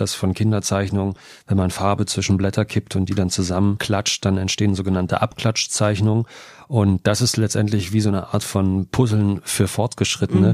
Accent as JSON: {"language": "German", "town": "Jena", "region": "Thuringia", "country": "Germany", "tie": "born or raised there", "said": "Ich bin in Jena groß geworden"}